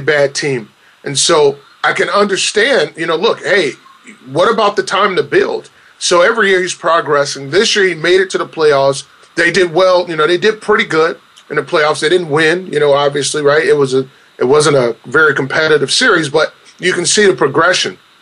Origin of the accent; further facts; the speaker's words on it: Chicago, Illinois, United States; I'm from Chicago